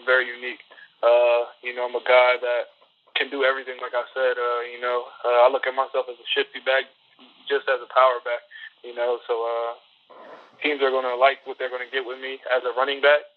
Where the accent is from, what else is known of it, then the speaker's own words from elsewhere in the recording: Millville, New Jersey, United States; I grew up in Millville, New Jersey. Pretty rough area, South Jersey.